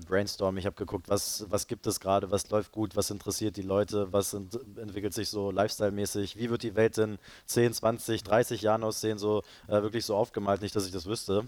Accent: Berlin, Germany; also born or lived in Leipzig / Cologne / Madrid / London; ich bin äh, hier in Berlin geboren und aufgewachsen

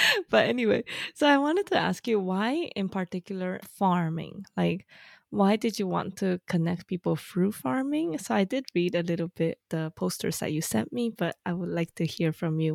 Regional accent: China; when I say things like, oh, you know, like I grew up in China, people start not talking to me.

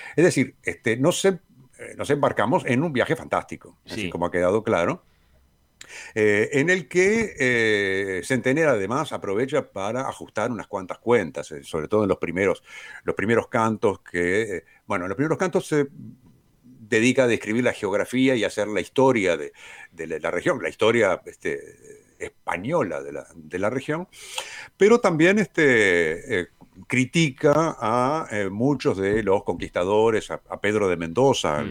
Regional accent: Uruguay; los uruguayos somos argentinos

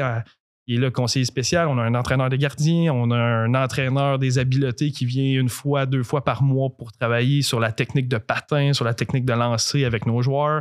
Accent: Drummondville, Quebec, Canada; also born or lived in Sherbrooke / Gatineau; je suis né à Sherbrooke, j'ai déménagé à Quatre ans à Drummondville.

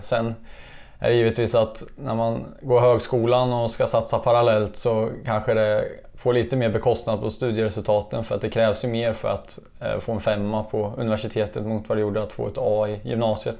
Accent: Kimstad, Östergötland, Sweden; also born or lived in Eksjö; Här är jag född och uppvuxen, så att eh, Kimsta är stället

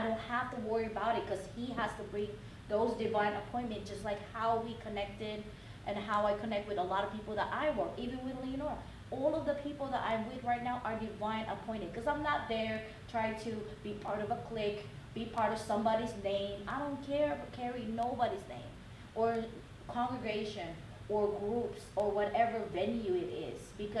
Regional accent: Oakland, California, United States; I'm from Oakland

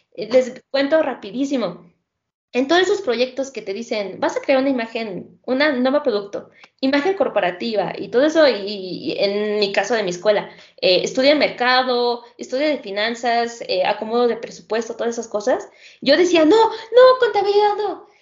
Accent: Mexico; el sistema educativo con el que contamos aquí en México

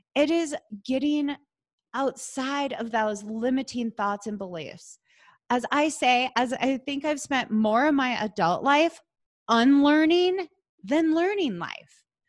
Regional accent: Wisconsin, United States; moved away as an adult; now in Colorado, United States; I'm from Wisconsin

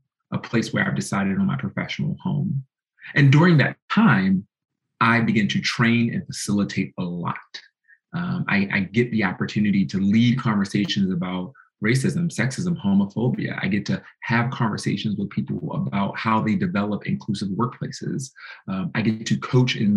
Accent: Baltimore, Maryland, United States; moved away as an adult; also born or lived in Ohio; born and raised in Baltimore, Maryland.

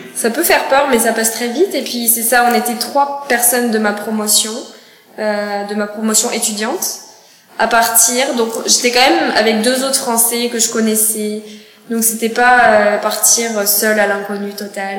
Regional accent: Cognac, Nouvelle-Aquitaine, France; moved away as an adult; now in Montreal, Canada; moi, je suis née euh, dans la ville de Cognac

